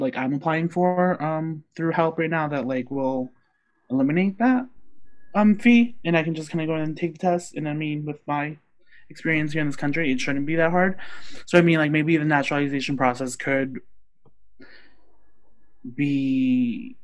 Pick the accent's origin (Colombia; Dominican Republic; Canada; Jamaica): Colombia; now in United States; I'm like totally like proud of being Colombian, and like I love my country, even though I basically am American